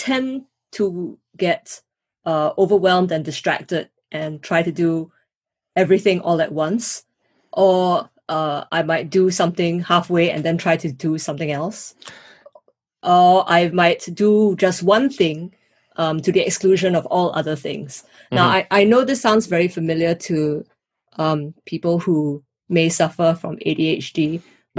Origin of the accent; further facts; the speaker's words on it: Singapore; moved away as an adult; also born or lived in United States; now in United Kingdom; grew up in Singapore, and I've had the opportunity to study and live in the US as well as in the UK